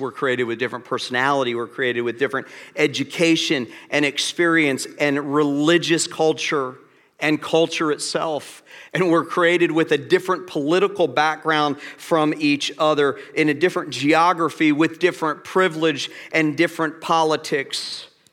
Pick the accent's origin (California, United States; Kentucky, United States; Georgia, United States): Georgia, United States; Atlanta; I'm from Atlanta